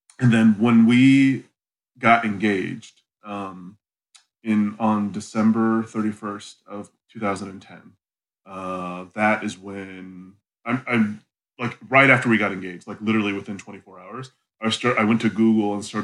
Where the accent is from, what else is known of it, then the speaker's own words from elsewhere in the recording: North Canton, Ohio, United States; moved away; I was born and raised in Ohio.